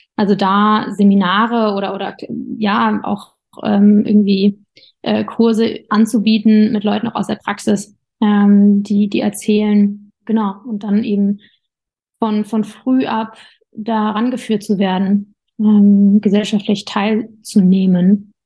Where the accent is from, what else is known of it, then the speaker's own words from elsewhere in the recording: Darmstadt, Hesse, Germany; von Berlin nach Darmstadt, wo ich herkomme